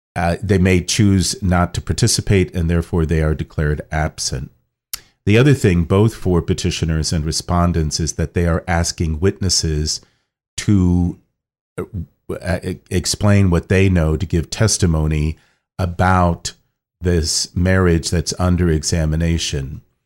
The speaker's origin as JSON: {"language": "English", "town": "Kettering", "region": "Ohio", "country": "United States", "tie": "born or raised there", "also_born_or_lived": "Rome, Italy", "moved": "as an adult", "lives_now": "Washington, D.C., United States", "said": "born in Kettering, Ohio, and that's in the Archdiocese of Cincinnati"}